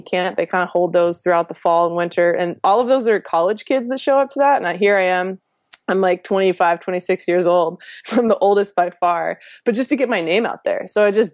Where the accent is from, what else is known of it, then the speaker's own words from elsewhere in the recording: Louisiana, United States; moved away; also born or lived in Virginia; I'm a girl from Louisiana.